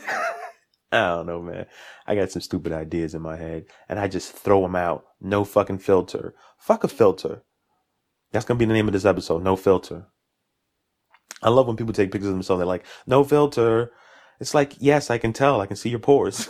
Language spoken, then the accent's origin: English; New York City, New York, United States; also born or lived in Jamaica, Queens; Born and raised in Brooklyn, East New York